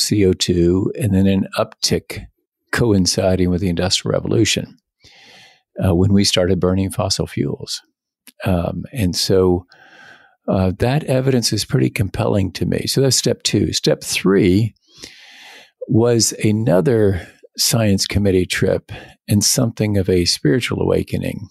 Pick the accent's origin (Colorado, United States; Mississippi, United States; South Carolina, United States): South Carolina, United States; Greenville; doing commercial real estate law at back home in Greenville, South Carolina